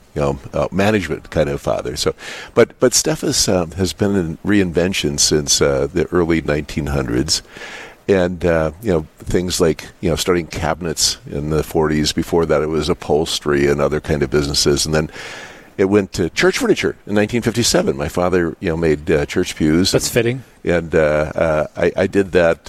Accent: Dickinson, North Dakota, United States; I was born in Dickinson. I went to Catholic school here

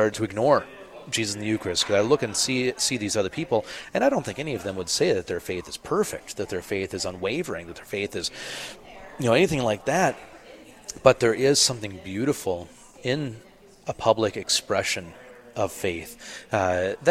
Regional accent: Minnesota, United States; as a Minnesotan

